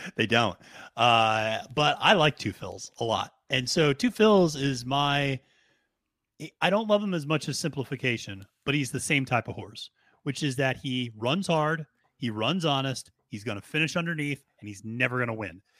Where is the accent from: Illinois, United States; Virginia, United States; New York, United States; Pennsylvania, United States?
Pennsylvania, United States; that's my home state